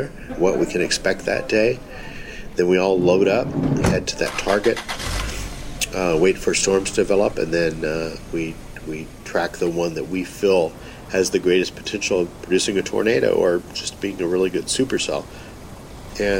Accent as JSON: {"language": "English", "region": "North Texas", "country": "United States", "tie": "born or raised there", "said": "growing up in North Texas"}